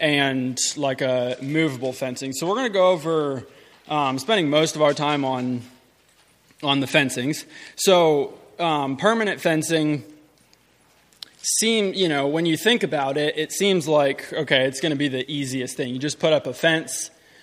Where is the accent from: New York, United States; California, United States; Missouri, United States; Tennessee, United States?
Tennessee, United States; Middle; I'm from Middle Tennessee. We have a farm there